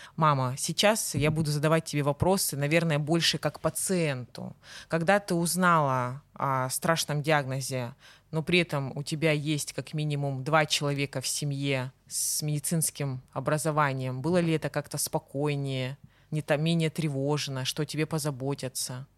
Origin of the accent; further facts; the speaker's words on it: Krasnodar, Krasnodar Krai, Russia; нарядная улица в центре города Краснодара, откуда я родом и где мы сейчас, собственно, записываем подкаст